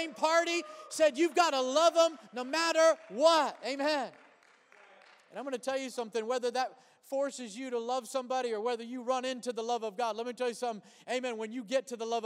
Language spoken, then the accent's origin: English; United States; before I'm a Caucasian, before I'm an American